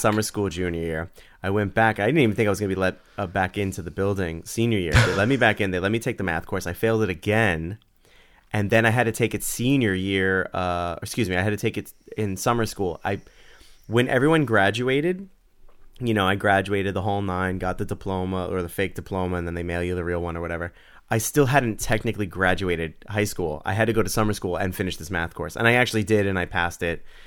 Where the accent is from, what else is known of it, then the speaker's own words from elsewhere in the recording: New York City, New York, United States; we grew up in the Bronx, and, and where, where I grew up, it was a very melting pot